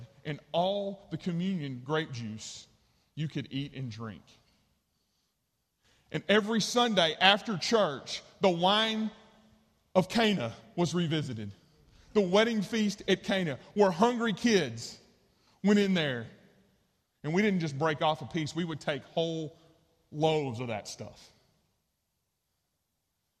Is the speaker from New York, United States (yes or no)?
no; East Texas, United States; the church I grew up in East Texas